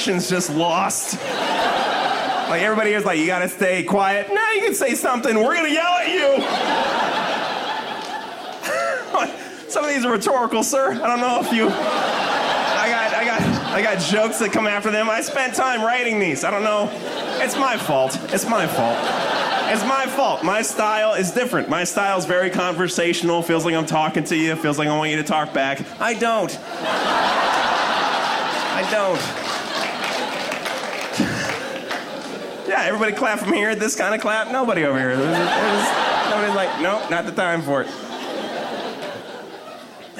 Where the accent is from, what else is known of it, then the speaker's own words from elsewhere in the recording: Denver, Colorado, United States; I'm from Denver, Colorado.